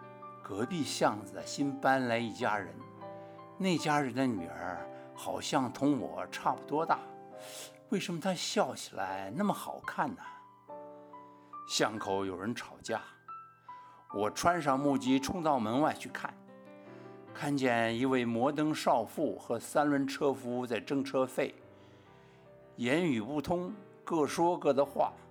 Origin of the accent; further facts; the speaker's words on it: Beijing, China; now in Taiwan; 他们有时候就听不懂广播电台播放的相声，就问我这个从北平来的孩子，他们都在讲啥子哟？